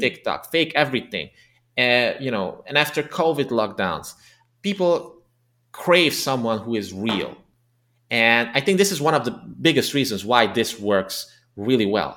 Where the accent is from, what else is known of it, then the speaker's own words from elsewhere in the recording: Transylvania, Romania; English is a second language; moved away as an adult; now in Budapest, Hungary; ethnically Hungarian, but I was born and raised in the Transylvania region of Romania